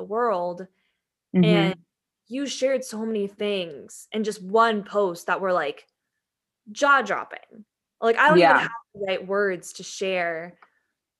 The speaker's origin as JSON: {"language": "English", "town": "Santee", "region": "California", "country": "United States", "tie": "born or raised there", "said": "I was born in Santee and it's a very, very white city."}